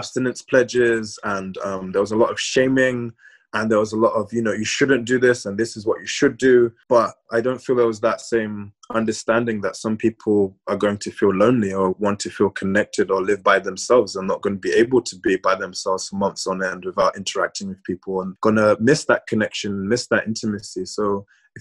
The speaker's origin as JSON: {"language": "English", "region": "London", "country": "United Kingdom", "tie": "born or raised there", "said": "growing up in London as a Black queer man, I grew up with a lot of straight Black male friends"}